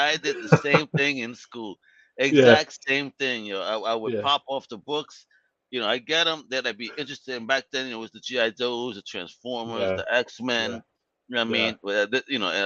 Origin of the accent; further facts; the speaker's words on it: New York, United States; I grew up in New York in the 90s and it was nuts here